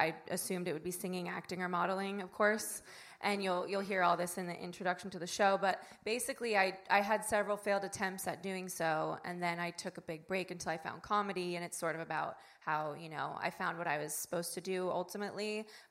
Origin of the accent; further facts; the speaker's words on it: Melbourne, Victoria, Australia; from Melbourne, Australia.